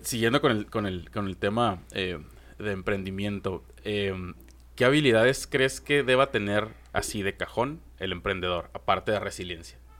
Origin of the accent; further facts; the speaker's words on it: Mexico; como mexicanos somos súper reacios al fracaso